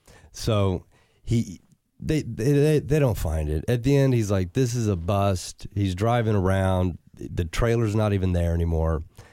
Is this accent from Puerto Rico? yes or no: yes; Puerto Rico; I've got people. I'm from Puerto Rico. You're a gringo. I can go down there.